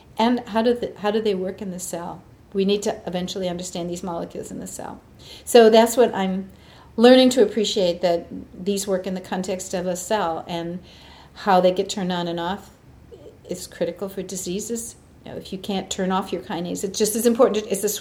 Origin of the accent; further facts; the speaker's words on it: England, United Kingdom; moved away as an adult; now in San Diego, United States; And we came from England to San Diego, which was a brand new university at that time.